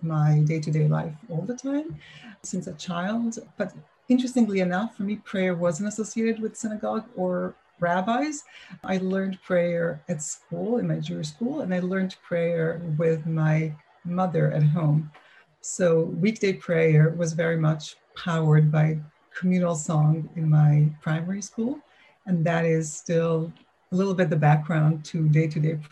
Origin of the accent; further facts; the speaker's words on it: Milan, Lombardy, Italy; also born or lived in London / Israel; now in Boston, United States; I am Italian